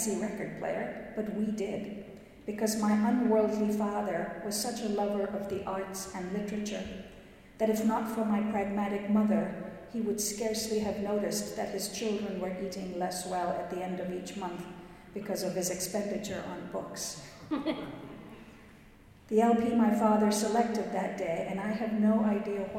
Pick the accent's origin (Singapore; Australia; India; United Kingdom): India; moved away as an adult; now in United States; I was born and raised in India until I came to America to attend graduate school